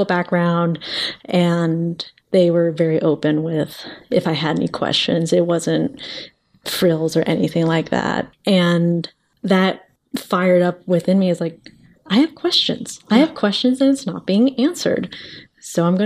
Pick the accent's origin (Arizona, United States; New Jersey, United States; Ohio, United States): Arizona, United States; I grew up in Arizona, and there within the legislation, it is abstinence only sexual education